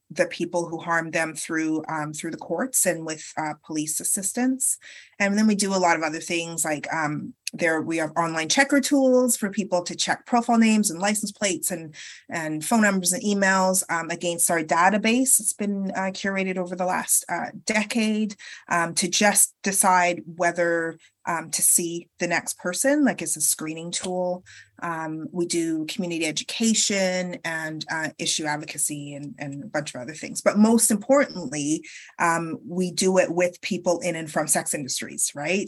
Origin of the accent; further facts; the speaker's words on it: Canada; also born or lived in United Kingdom; I was born in the UK, but I grew up in Canada